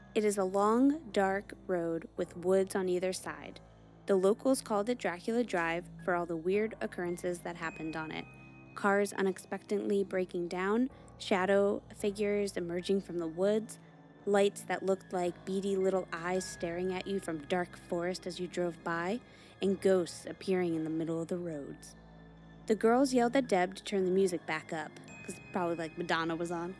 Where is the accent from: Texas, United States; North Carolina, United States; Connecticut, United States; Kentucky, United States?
Connecticut, United States; I grew up in Connecticut, and I grew up in this area where the, it's like a hot spot for Melinheads.